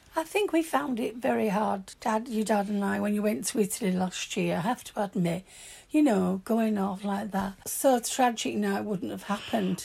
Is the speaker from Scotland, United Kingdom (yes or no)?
no; Yorkshire and the Humber, United Kingdom; accent: broad Yorkshire; My broad Yorkshire accent